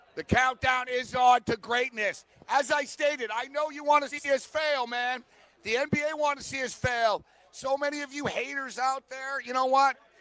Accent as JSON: {"language": "English", "country": "Canada", "said": "I'm Canadian"}